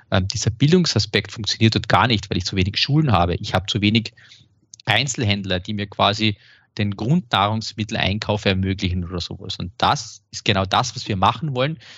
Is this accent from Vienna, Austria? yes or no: no; Graz, Styria, Austria; Und ich darf jetzt aus, aus meiner Heimatstadt in Graz mal sowas sagen.